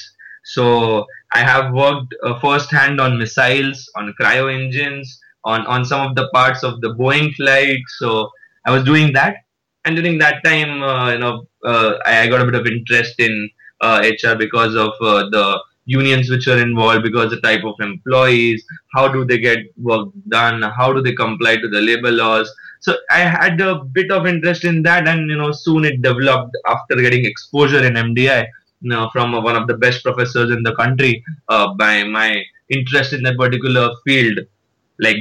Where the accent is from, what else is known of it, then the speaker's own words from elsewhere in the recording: Mumbai, Maharashtra, India; moved away as an adult; also born or lived in Gurgaon; I was from Mumbai